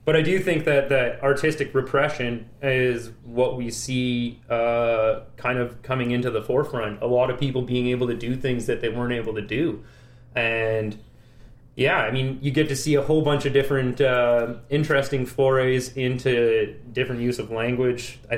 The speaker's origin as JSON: {"language": "English", "town": "Vancouver", "region": "British Columbia", "country": "Canada", "tie": "born or raised there", "said": "growing up in Vancouver, there were maybe four black people, and two of them were in my family."}